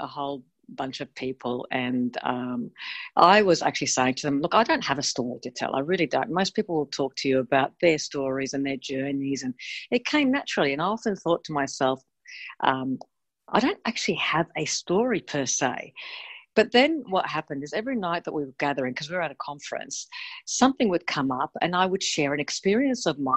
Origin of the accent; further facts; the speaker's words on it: Australia; also born or lived in Melbourne, Australia / Sydney, Australia; I'm from Australia